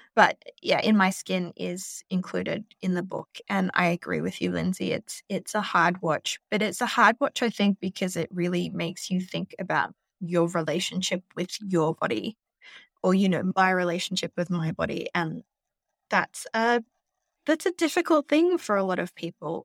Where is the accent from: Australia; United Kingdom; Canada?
Australia; now in New York, United States; I'm an Australian. I live in New York